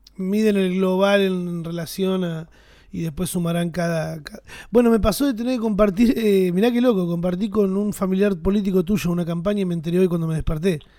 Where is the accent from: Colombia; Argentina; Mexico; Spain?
Argentina; somos argentinos